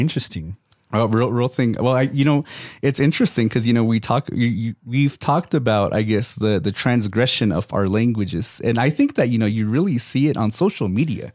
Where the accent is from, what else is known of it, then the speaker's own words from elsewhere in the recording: Third Mesa, Hopi Reservation, Arizona, United States; I'm from Third Mesa.